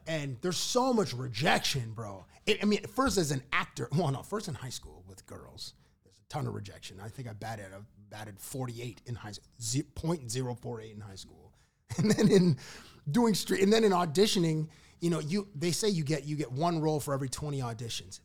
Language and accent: English; Toronto, Ontario, Canada; also born or lived in Cambridge, Ontario; I'm from Toronto. I moved to Cambridge when I was twelve.